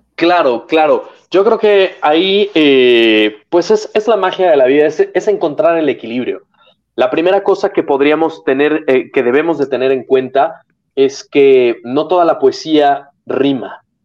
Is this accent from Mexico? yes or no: yes; Mexico; moved away; also born or lived in Serbia / Spain; después me regreso a México